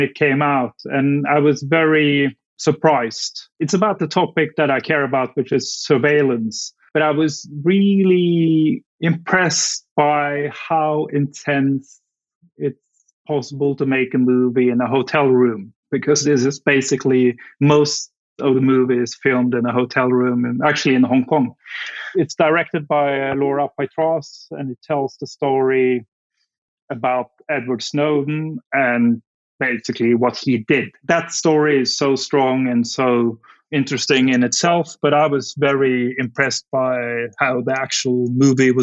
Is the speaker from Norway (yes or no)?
yes; Norway; moved away as an adult; also born or lived in Afghanistan; I'm from Norway, which is obviously very close to Denmark.